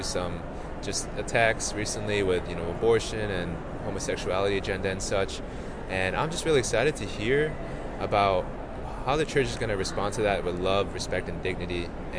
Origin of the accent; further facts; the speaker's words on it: Chicago, Illinois, United States; now in Indianapolis, United States; I'm from Chicago